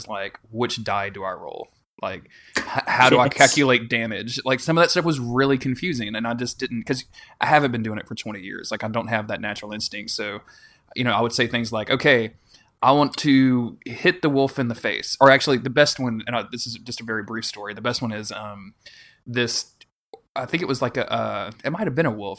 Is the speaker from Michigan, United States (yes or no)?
no; Louisiana, United States; I'm from Louisiana, so I should have like this real thick Cajun accent.